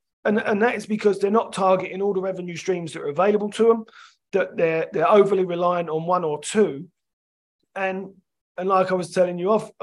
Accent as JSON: {"language": "English", "region": "London", "country": "United Kingdom", "tie": "born or raised there", "said": "I grew up in London, I'm a Chelsea fan"}